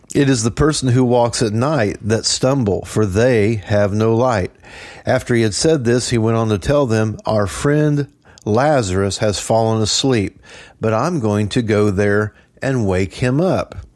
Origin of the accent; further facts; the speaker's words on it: Trenton, Missouri, United States; I grew up in Trenton